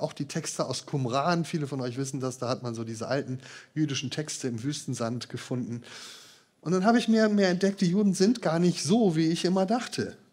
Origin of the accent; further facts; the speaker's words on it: Marburg, Hesse, Germany; moved away; aus meinem Heimatort Marburg